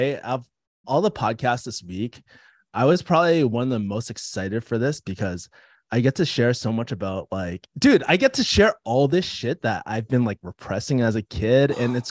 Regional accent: United States; Hong Kong, it's like a bit of British culture, but we're not, I'm American, right?

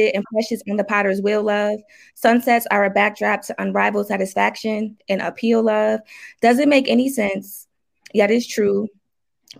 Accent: New Haven, Connecticut, United States; I'm from New Haven, Connecticut.

